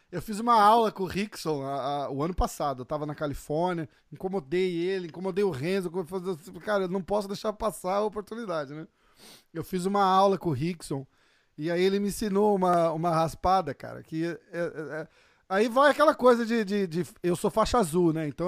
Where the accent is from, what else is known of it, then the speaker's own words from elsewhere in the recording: Brazil; a gente é do Brasil